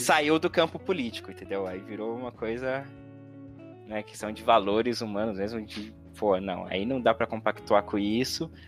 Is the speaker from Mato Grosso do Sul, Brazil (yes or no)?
no; São Paulo, Brazil; sou paulistano, enfim, sempre vivi aqui em São Paulo